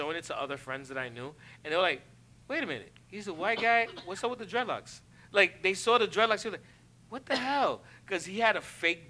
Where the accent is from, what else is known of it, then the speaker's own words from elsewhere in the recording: New York City, New York, United States; well, see the, I'm from East Harlem, so yeah.